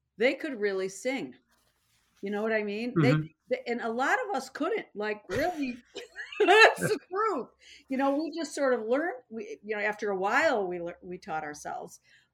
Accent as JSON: {"language": "English", "town": "Buffalo", "region": "New York", "country": "United States"}